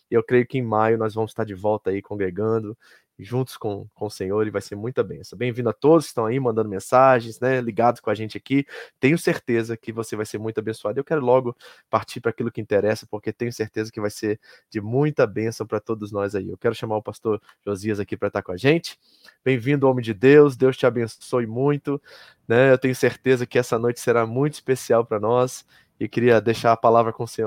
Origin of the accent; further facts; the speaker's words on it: Kearney, New Jersey, United States; da Igreja Batista de Kearney, lá em Nova Jersey, onde nós crescemos, onde nós nascemos em Cristo